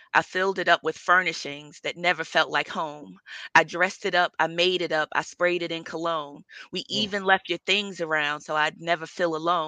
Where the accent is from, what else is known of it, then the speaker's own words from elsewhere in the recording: Newark, New Jersey, United States; I grew up in Newark in Prince Street All Projects